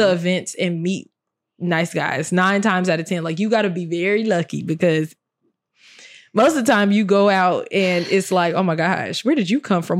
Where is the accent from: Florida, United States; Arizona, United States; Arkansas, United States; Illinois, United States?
Illinois, United States; Chicago; I'm from Chicago